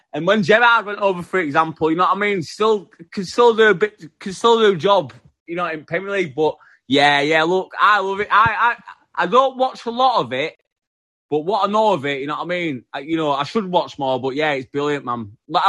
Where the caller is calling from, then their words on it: Yorkshire and the Humber, United Kingdom; Yeah, West Yorkshire, man. England.